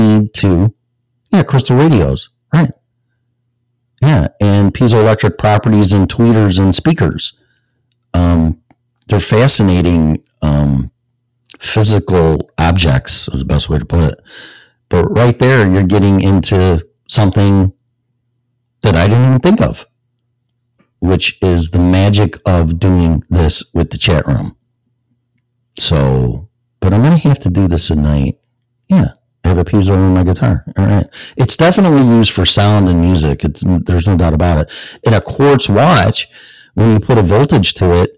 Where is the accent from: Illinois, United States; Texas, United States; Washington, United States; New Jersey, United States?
Illinois, United States; I'm from Illinois